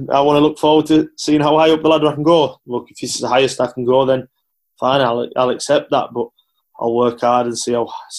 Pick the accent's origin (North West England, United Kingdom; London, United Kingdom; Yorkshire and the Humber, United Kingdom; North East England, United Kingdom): North West England, United Kingdom; Carlisle; Carlisle United, who was my hometown team